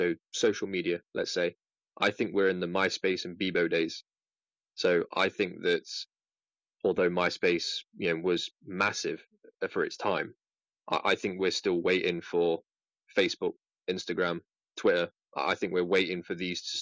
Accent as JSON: {"language": "English", "country": "United Kingdom", "said": "As you've probably gathered from my accent, I'm from the UK"}